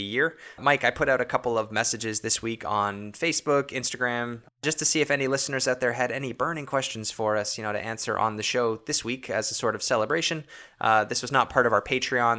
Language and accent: English; Toronto, Ontario, Canada; we're from Toronto, Ontario